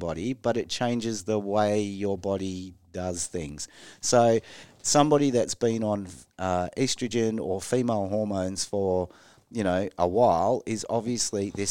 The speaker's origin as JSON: {"language": "English", "town": "Sydney", "region": "New South Wales", "country": "Australia", "tie": "born or raised there", "also_born_or_lived": "Geraldton", "moved": "as an adult", "said": "I spent my first 18 years of my life in Sydney."}